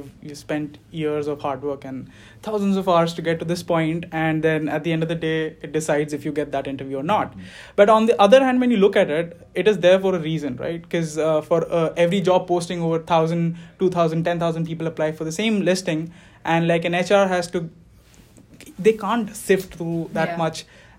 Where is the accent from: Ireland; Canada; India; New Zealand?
India; moved away; I came here fall 2018. And yeah, practically I grew up in India. I moved around within the country.